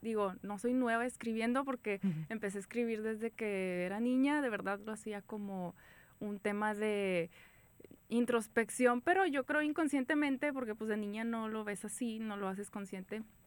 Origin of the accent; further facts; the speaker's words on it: San Pedro, Coahuila, Mexico; Soy eh, de San Pedro, Coahuila